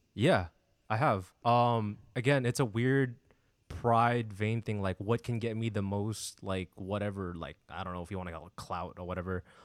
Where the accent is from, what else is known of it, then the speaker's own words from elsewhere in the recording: San Diego, California, United States; born and raised in, uh, sunny San Diego